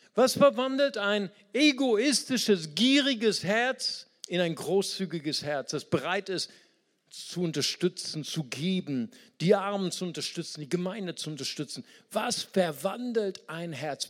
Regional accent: Brazil; now in Germany; ich bin auch aus Brasilien

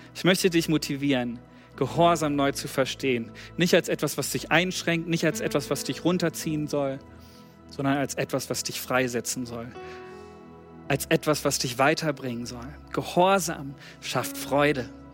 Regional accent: Germany; wir haben als Deutsche

